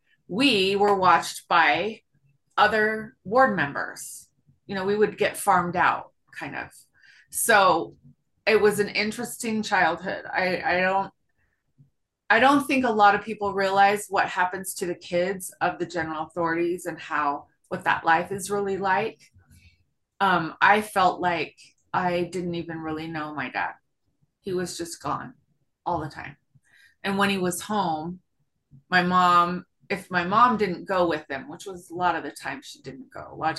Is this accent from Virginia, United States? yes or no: yes; Virginia, United States; moved away; also born or lived in Salt Lake City; I grew up on the East Coast in Virginia